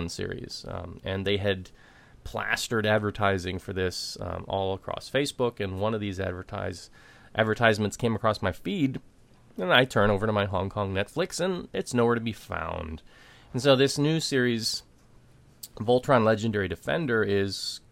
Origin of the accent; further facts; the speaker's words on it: United States; As an American